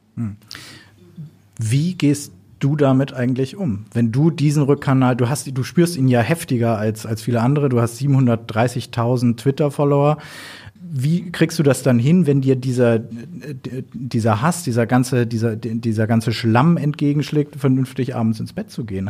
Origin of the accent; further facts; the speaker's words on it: Berlin, Germany; ich komme selber aus Berlin